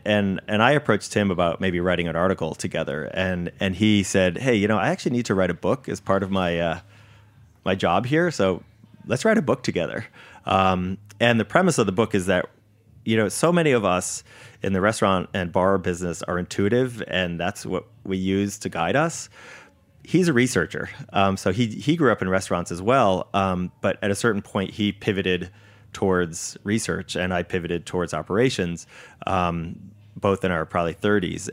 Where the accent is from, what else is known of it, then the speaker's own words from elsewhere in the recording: Connecticut, United States; I grew up in Connecticut